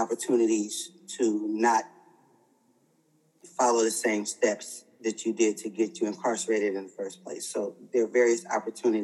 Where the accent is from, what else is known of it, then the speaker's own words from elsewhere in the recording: Oakland, California, United States; growing up in the Bay Area in Oakland